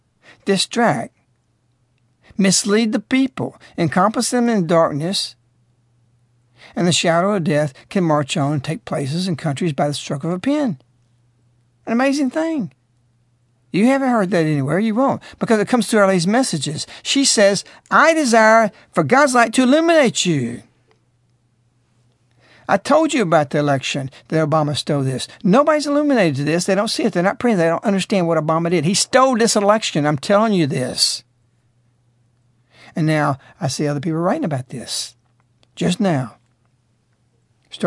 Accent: United States

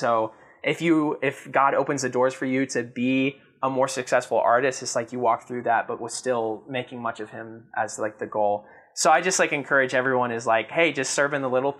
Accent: the South, United States; I grew up in the South

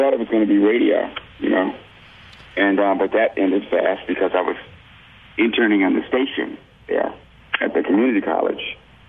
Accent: Maryland, United States; also born or lived in Fort Collins / Denver / Washington, D.C.; Yeah, we moved from Fort Collins, Colorado to Denver, from Denver to Washington, D.C., from Washington, D.C. to Maryland. Yeah, we did a lot of moving.

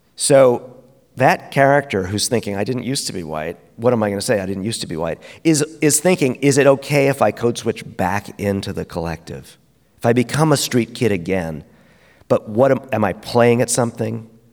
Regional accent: New York City, New York, United States; we're from Brooklyn

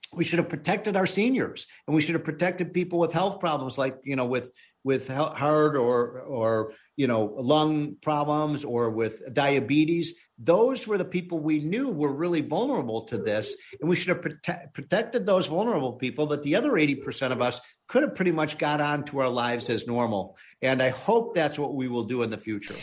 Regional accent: Illinois, United States; my home state of Illinois

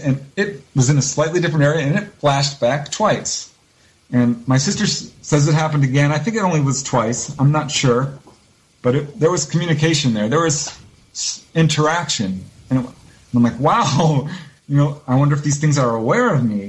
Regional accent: Topanga, California, United States; Topanga Canyon is where I grew up in Southern California

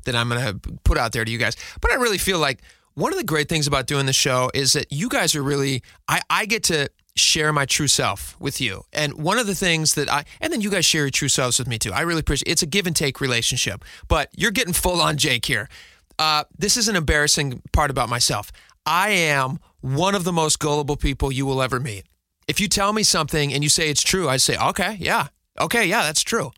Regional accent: Snohomish, Washington, United States; I grew up north in Snohomish

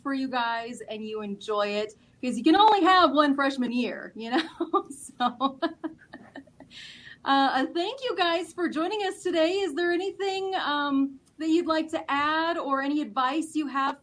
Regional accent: Castle Rock, Colorado, United States; growing up in Castle Rock, everybody just went to the same school

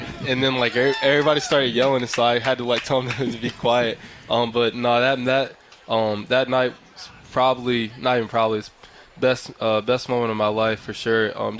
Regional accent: Harrisburg, Pennsylvania, United States; So it was a really good time growing up in Harrisburg.

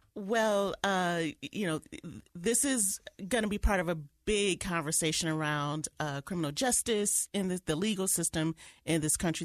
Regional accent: Detroit, Michigan, United States; moved away; my hometown of Detroit

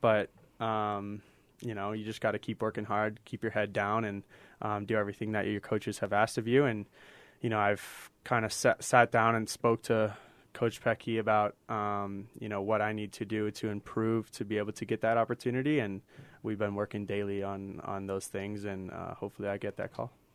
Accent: Paradise Valley, Arizona, United States; also born or lived in England; now in Salt Lake City, United States; wonderful place to grow up with with my older brother. Um, you know, Arizona is is will always be my home

